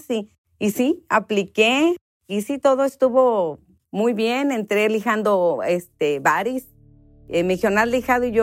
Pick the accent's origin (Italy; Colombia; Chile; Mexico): Mexico; Mexicali, Baja California; also born or lived in Michoacán; yo nací en Michoacán, soy nacida en Michoacán, este, y de ahí a la semana, mis papás vivían en Mexicali. A la semanita de nomás me llevaron a nacer allá.